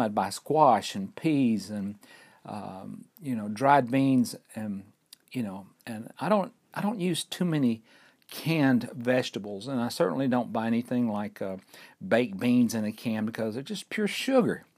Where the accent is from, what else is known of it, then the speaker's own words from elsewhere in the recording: Fort Payne, Alabama, United States; We're recording right here at Lookout Mountain in northeast Alabama in my hometown of Fort Payne.